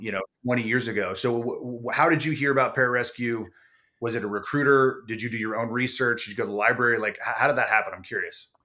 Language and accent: English; San Diego, California, United States; I grew up in San Diego